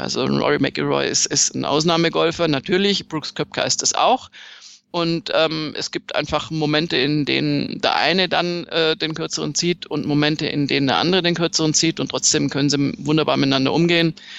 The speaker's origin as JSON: {"language": "German", "region": "Swabia", "country": "Germany", "said": "ich bin Schwäbin"}